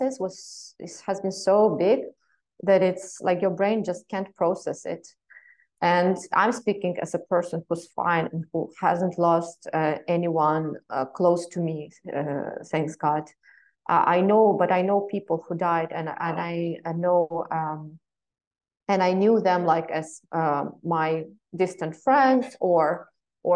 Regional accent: Western Ukraine, Ukraine; I come from Western Ukraine

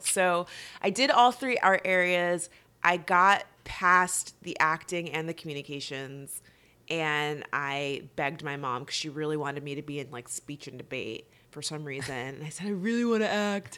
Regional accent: West Palm Beach, Florida, United States; I'm originally from South Florida, West Palm Beach

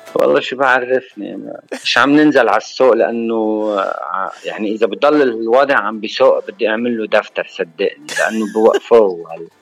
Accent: Shmustar, Baalbek-Hermel, Lebanon; من بعلبك من البقاع انا ومن ضيعتي الحلوه الصغيره المهضوم باهلها وناسها ومحبينا

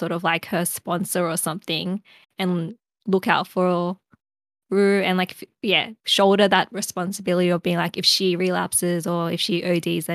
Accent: Australia; as an Australian.

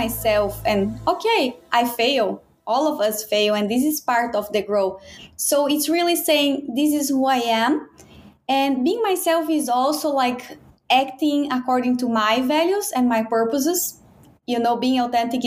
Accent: Brazil; moved away as an adult; now in Baltimore, United States; I'm from Brazil.

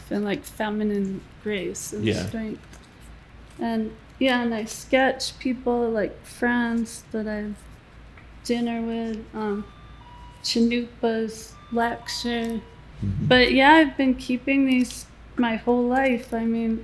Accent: New England, United States; I grew up in New England

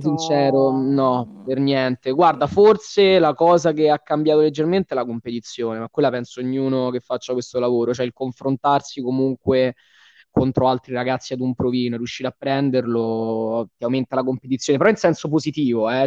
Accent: Rome, Lazio, Italy; essendo romano c'è un lavoro sulla dizione

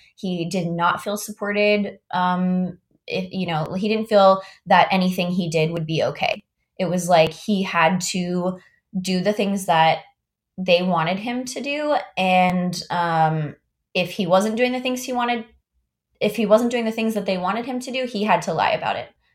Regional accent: Augusta, Georgia, United States; moved away as an adult; also born or lived in Miami; now in Palo Alto, United States; I was, like, super involved in all of the community theaters where I grew up in Augusta, Georgia

